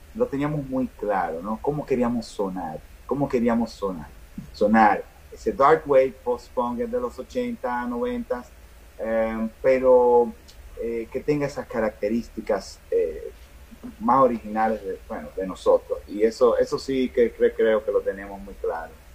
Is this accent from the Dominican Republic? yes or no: yes; Dominican Republic; also born or lived in New York; Vengo de República Dominicana